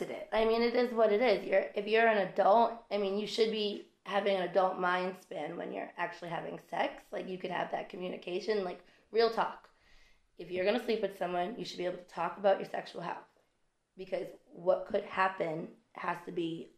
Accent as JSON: {"language": "English", "region": "Massachusetts", "country": "United States", "moved": "as an adult", "said": "I'm from Massachusetts. I left Massachusetts."}